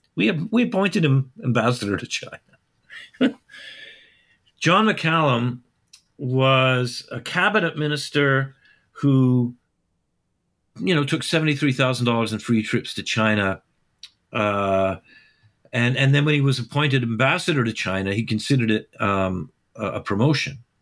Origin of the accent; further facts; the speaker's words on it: along the Fraser River, British Columbia, Canada; also born or lived in Ireland; that was sort of the landscape I grew up in. It was all the, the farmers, the Taishanese farmers along the Fraser River